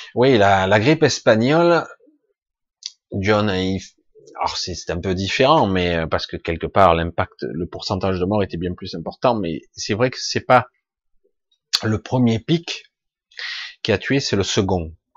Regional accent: Marseille, Provence-Alpes-Côte d'Azur, France; Je suis marseillais d'origine

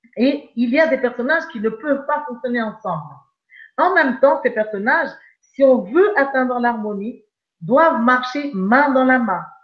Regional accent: Madagascar; je suis née à Madagascar

